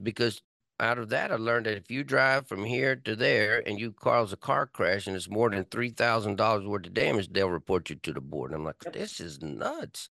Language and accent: English; Texas, United States; now in California, United States; I'm from Texas